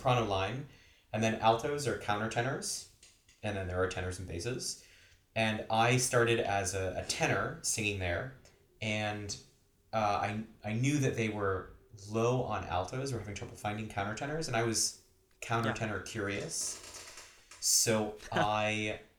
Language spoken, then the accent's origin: English; Boston, Massachusetts, United States; moved away as an adult; now in California, United States; I am originally from Boston, Massachusetts, so I grew up there.